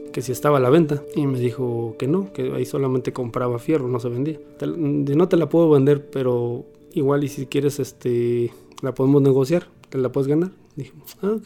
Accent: Mexico City, Mexico; soy originario de la Ciudad de México

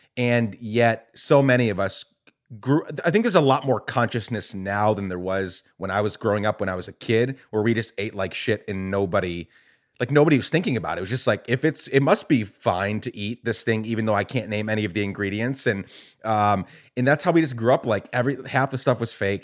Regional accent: Guatemala; now in United States; I grew up in Guatemala, was born here, grew up in Guatemala

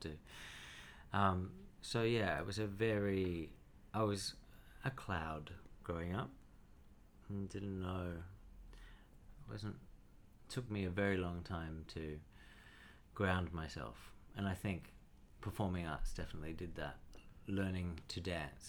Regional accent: Cherrybrook, New South Wales, Australia; also born or lived in Wahroonga; I grew up, born in Warunga, and grew up in Cherrybrook

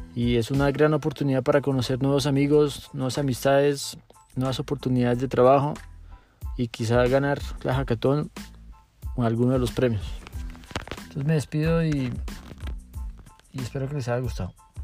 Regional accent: Colombia; yo soy colombiano

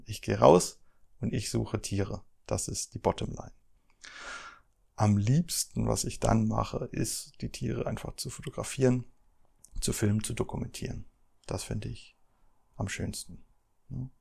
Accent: Germany; Ich komme ja hier aus dem Harz

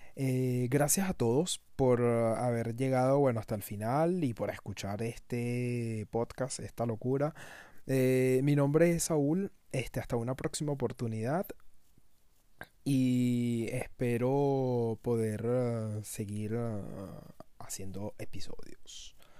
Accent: Caracas, Capital District, Venezuela; moved away as an adult; now in France; Caracas, a mi ciudad natal, y, y me, me trasladó a esos momentos en los que yo iba para el liceo

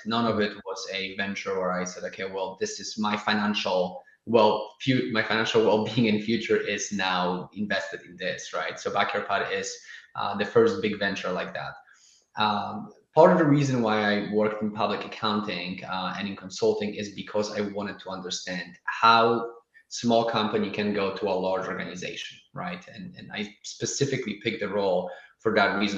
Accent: Poland; now in Austin, United States; I'm originally from Poland

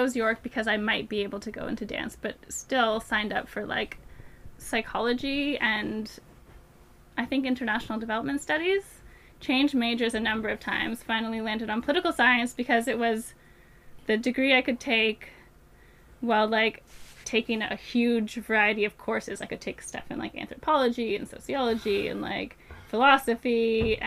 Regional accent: Lanark, Ontario, Canada; moved away as an adult; also born or lived in Toronto / Victoria / Yellowknife; I'm from Lanark. It's, like, an hour from Ottawa.

